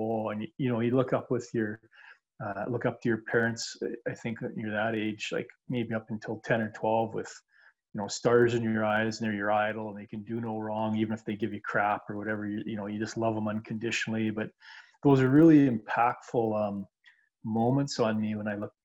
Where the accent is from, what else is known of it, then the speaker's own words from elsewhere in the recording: Canada; as a Canadian kid, like, you know, 2, 3, 4, 5 years old